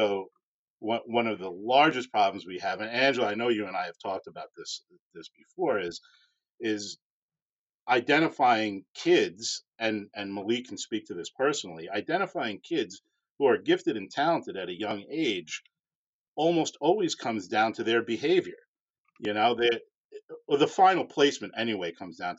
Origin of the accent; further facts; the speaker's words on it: Long Island, New York, United States; moved away; also born or lived in Houston; growing up on Long Island